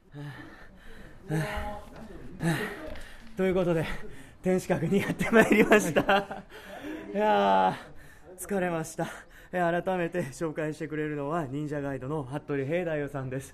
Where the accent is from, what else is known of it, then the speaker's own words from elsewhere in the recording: Kagawa, Japan; 僕地元香川県なんです